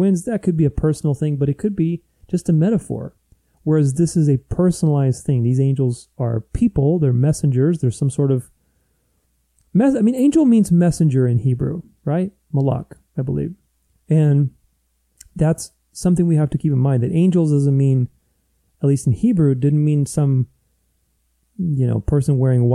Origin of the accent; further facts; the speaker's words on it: Romania; moved away; I grew up in Romania. I mean, I was born there